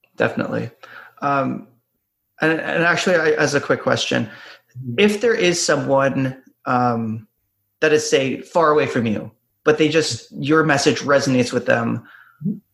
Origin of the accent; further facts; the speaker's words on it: Ontario, Canada; I grew up in Ontario, and Ontario is a great great um, province to grow up in.